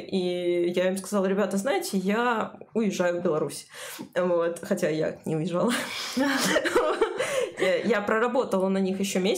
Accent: Kyrgyzstan; Russian is a second language; Я просто из Кыргызстана, простите меня, пожалуйста, за мой русский.

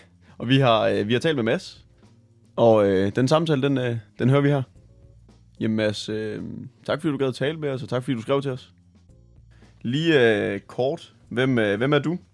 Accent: Tvis, Central Denmark Region, Denmark

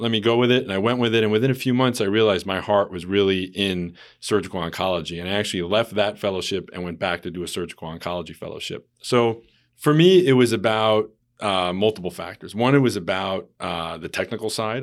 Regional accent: New York, United States; moved away as an adult; now in Hartford, United States; I am originally from New York, uh, but came back to this area almost eight years ago now

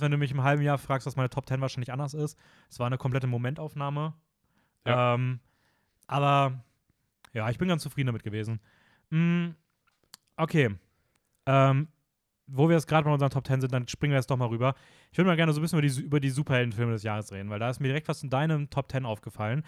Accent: Austria; bei uns in Österreich

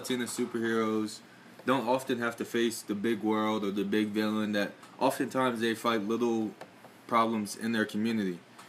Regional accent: Queen Anne's County, Maryland, United States; I'm from Queen Anne's County, Maryland, and I'm currently majoring in business.

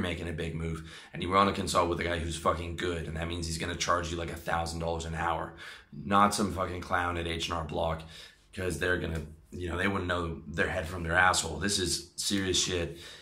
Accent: Canada; me uh, being a Canadian

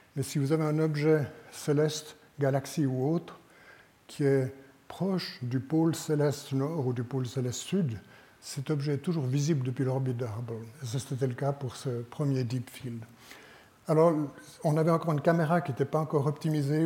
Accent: Switzerland; en tant que Suisse

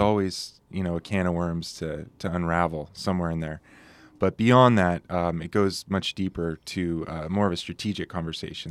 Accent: Carlsbad, California, United States; moved away as an adult; now in Santa Barbara, United States; Sean, um, my co-founding partner, and I grew up together down in Carlsbad

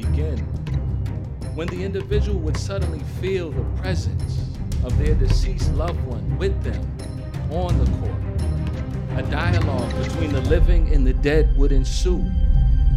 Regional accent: Boston, Massachusetts, United States; growing up in Roxbury, inner city Boston

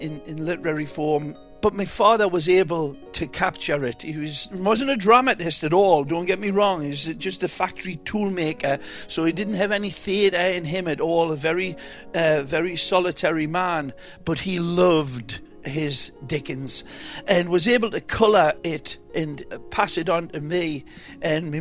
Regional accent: Hexham, North East England, United Kingdom; moved away as an adult; also born or lived in Newcastle, England; now in Miami, United States; I was born in Newcastle, England. Actually, to be more definitive, Hexham, England

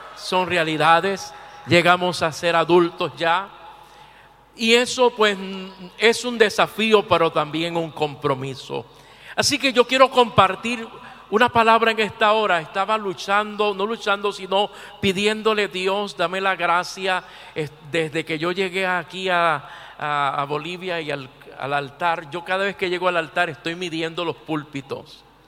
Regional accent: Puerto Rico; mi tierra, Puerto Rico.

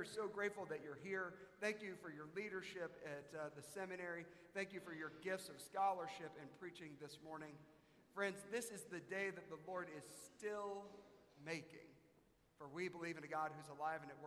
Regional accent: South Carolina, United States; now in Dallas, United States; When I was a young man, I grew up in South Carolina

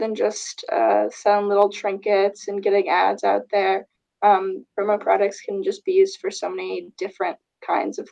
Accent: Fort Lauderdale, Florida, United States; moved away as an adult; now in Evanston, United States; I'm originally from Fort Lauderdale, Florida.

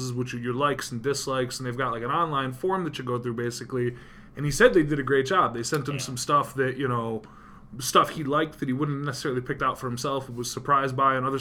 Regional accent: Utica, New York, United States; my hometown where I live

